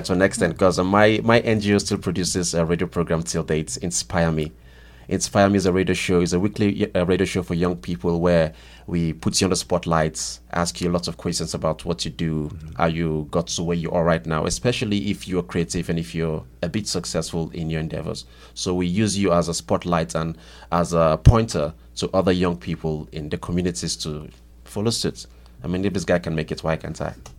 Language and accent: English; Nigeria; from Nigeria.